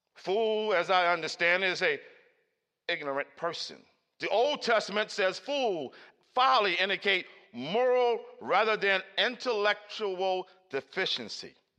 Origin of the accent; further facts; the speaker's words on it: Baltimore, Maryland, United States; Growing up in Cherry Hill, Baltimore City